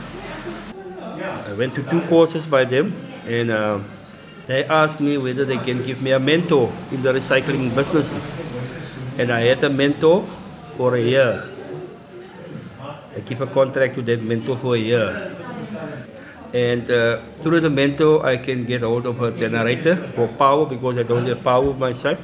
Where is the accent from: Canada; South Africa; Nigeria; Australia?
South Africa; Genadendal, Western Cape; I'm from Genade now